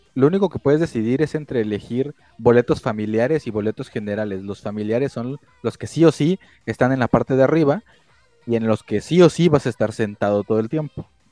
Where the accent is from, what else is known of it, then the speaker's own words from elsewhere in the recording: Mexico; somos de México.